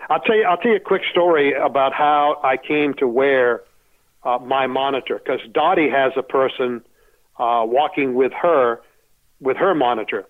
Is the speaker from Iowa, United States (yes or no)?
no; Sanford, Maine, United States; moved away as an adult; also born or lived in Florida; now in Arizona, United States; I was born in Sanford, Maine